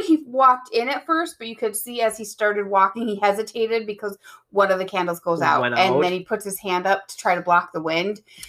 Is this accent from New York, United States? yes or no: yes; New York, United States; when I was growing up in New York from like the age of 5 on